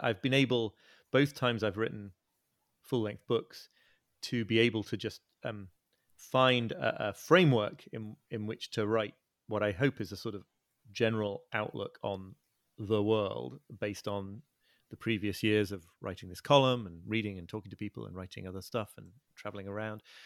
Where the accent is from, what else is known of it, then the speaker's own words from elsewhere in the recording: north of England, near North Yorkshire, Yorkshire and the Humber, United Kingdom; moved away as an adult; also born or lived in Liverpool / Brooklyn, New York; I was born in Liverpool and grew up in the north of England, near, near where I'm living now.